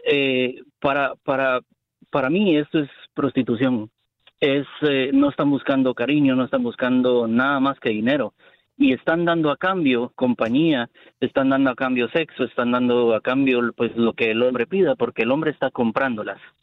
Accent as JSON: {"language": "Spanish", "country": "Colombia", "moved": "yes", "lives_now": "Homestead, United States", "said": "Yo soy colombiana"}